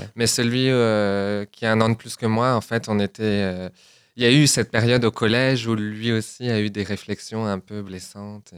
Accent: Chartres, Centre-Val de Loire, France; moved away; also born or lived in Orléans / Germany; je suis originaire de Chartres. Je suis né à Orléans, mais après j'ai vécu à Chartres.

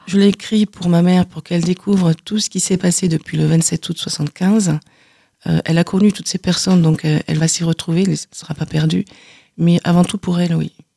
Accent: Carcassonne, Occitania, France; je suis née à Carcassonne

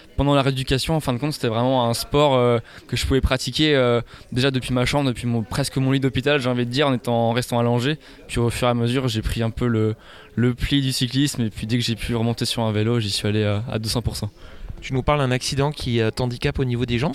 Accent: Dinan, Brittany, France; also born or lived in Rennes; je viens de Dinan, je suis né à Dinan. étudiant sur Rennes, donc la Bretagne, euh, au plus profond de mon cœur

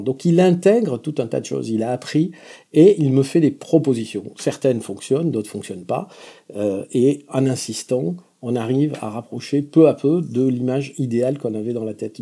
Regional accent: Béarn, Nouvelle-Aquitaine, France; accent: Béarnais (within a Parisian accent); moved away; also born or lived in Paris; Peut-être vous avez remarqué une pointe d'accent dans mon, dans mon accent parisien, qui est un accent béarnais. Je suis fondamentalement béarnais

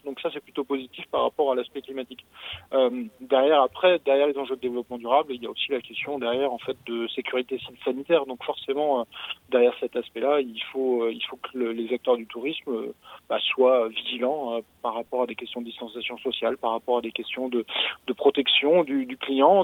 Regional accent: France; chez nous en France

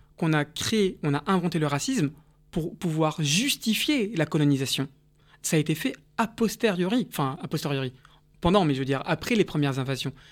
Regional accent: Paris, Île-de-France, France; also born or lived in Nice / South Korea; dans le 13e arrondissement où j'ai, grandi

